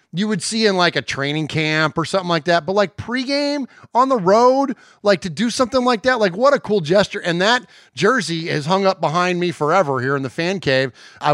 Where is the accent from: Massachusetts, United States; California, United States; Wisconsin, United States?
California, United States; Bay Area; now in Tennessee, United States; I live in Middle Tennessee now. Of course, we're both originally from the Bay Area, but now I live in Tennessee.